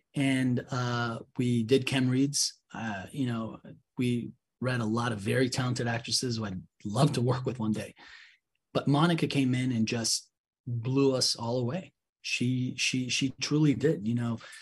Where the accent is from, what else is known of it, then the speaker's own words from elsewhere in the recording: Mexico City, Mexico; I'm from Mexico City